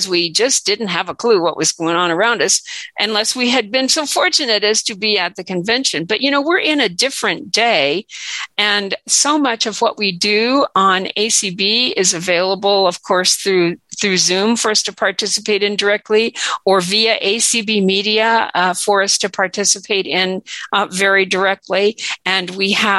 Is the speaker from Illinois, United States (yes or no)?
no; Washington, United States; also born or lived in Chelsea, Massachusetts; I'm from Washington State